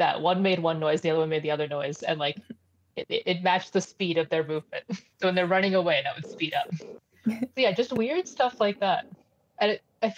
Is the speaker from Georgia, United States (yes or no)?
no; New York, United States; I grew up in New York. That was in Chinatown, Manhattan.